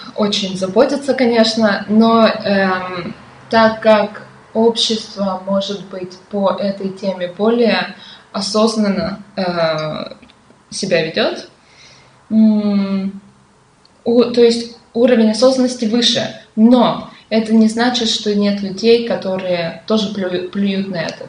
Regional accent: Perm, Perm Krai, Russia; Пермь это очень классный город

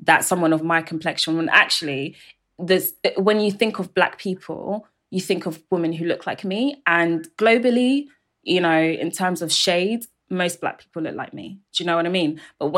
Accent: London, United Kingdom; I was born in London, but also bilingual as well.

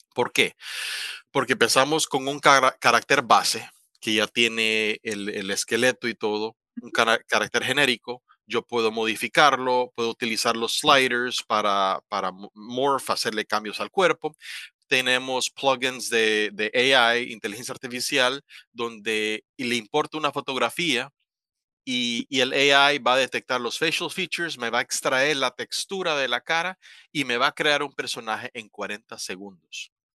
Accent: La Ceiba, Atlántida, Honduras; moved away as an adult; also born or lived in Tegucigalpa, Honduras; now in Taiwan; yo soy hondureño oriundo de La Ceiba.

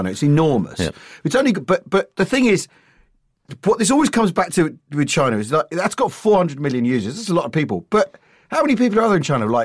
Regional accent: United Kingdom; right I am because because well, well, we're British.

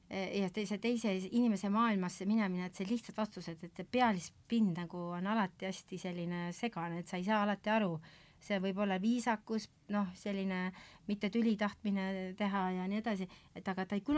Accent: Saare County, Estonia; mina olen täiesti eestlane läbi lõhki, noh, ja natuke saarlane ja, ja minu taust on küll, ma olen kristlikus kodus kasvanud

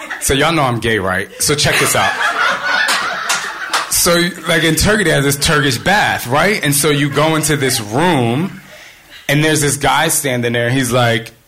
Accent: New Jersey, United States; I'm from Jersey

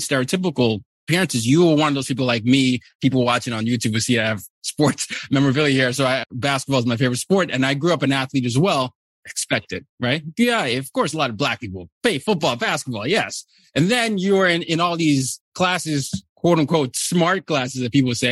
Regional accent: Nigeria; now in United States; I'm from Nigeria

